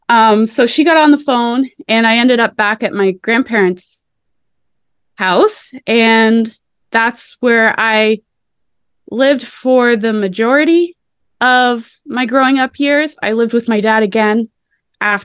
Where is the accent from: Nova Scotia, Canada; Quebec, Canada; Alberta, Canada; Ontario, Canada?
Nova Scotia, Canada; Annapolis Valley; I was born and raised in the Annapolis Valley of Nova Scotia.